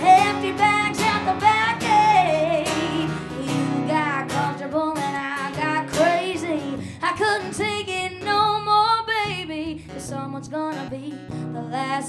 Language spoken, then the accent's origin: English; Columbia, South Carolina, United States; I'm from South Carolina, Columbia specifically